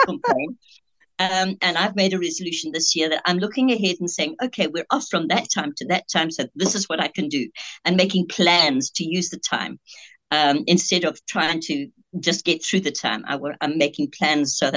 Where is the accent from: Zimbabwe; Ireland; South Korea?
Zimbabwe; moved away as an adult; also born or lived in Scotland / Eastern Cape, South Africa; now in South Africa; And then I grew up in Rhodesia, only leaving there when I traveled on my own to Cape Town to study nursing at about 18 years old.